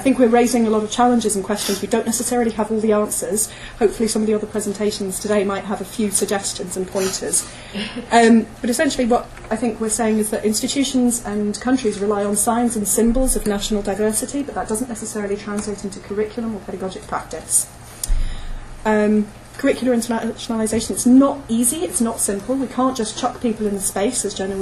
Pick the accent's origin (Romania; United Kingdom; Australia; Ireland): United Kingdom; I'm British by origin